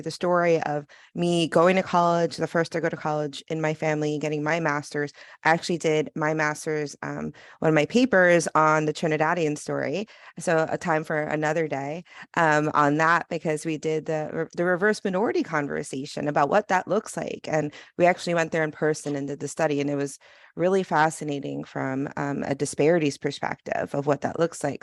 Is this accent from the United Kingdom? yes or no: no; New York, United States; I'm from New York